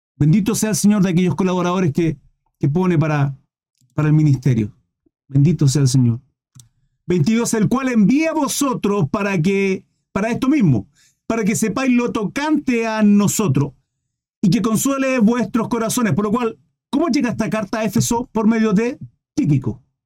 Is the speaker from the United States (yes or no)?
no; Chile